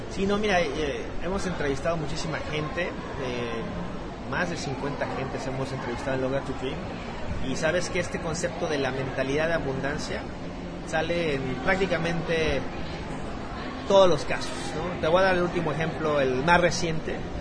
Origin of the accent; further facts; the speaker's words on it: Mexico City, Mexico; moved away as an adult; now in United States; De la Ciudad de México, ahí crecí, y nací, en la Ciudad de México.